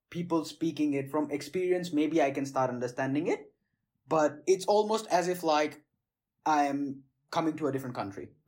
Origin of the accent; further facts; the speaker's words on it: Gujarat, India; first language Gujarati; English is a second language; So well, I speak um, Hindi and Gujarati. Gujarati is my mother tongue because hmm. that's from that's the mother tongue we have in the state where I was grow where I grew up and stuff and I speak Hindi, uh, Gujarati, Hindi, and of course English.